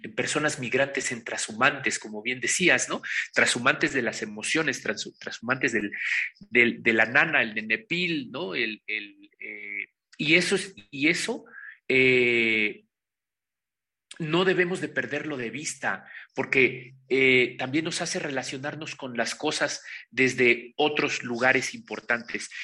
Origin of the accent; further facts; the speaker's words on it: Pahuatlán, Puebla, Mexico; moved away; also born or lived in Mexico City / Barcelona; vengo de la Sierra Norte del Estado de Puebla, de Pahuatlán, Puebla, el lugar donde está enterrado mi ombligo